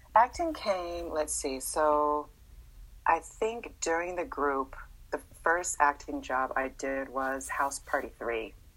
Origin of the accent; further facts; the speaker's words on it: Los Angeles, California, United States; also born or lived in Massachusetts; we stayed in in LA from the sixth grade to today